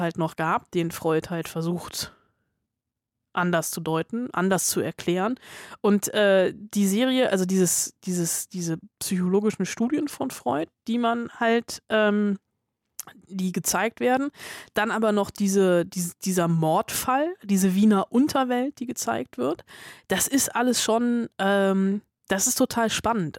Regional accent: Germany; Ich war auch im Kindergarten in Westdeutschland

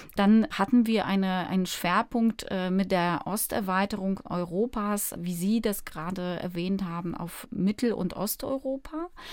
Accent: Warsaw, Masovian Voivodeship, Poland; moved away; also born or lived in Berlin; Ich bin aufgewachsen in Warschau

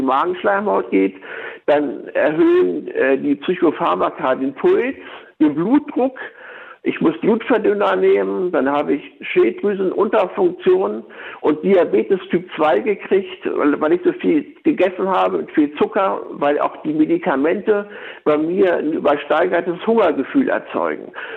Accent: Laatzen, Lower Saxony, Germany; Ich komme aus Laatzen

